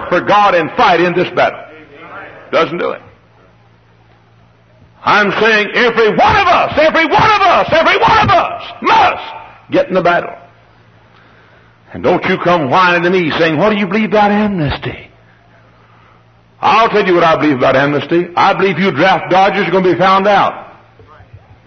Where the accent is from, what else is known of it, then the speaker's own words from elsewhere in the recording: Dallas, Texas, United States; now in Hammond, United States; I grew up in Dallas.